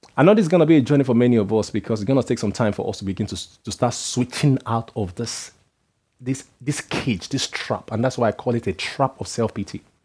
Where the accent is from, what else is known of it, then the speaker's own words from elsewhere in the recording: Nigeria; moved away; I come from Nigeria where some people measure their worth by their age.